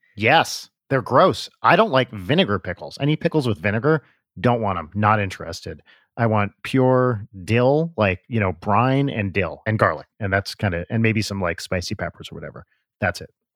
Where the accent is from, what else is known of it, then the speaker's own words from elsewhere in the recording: Pompton Lakes, New Jersey, United States; right near where I grew up in Pompton Lakes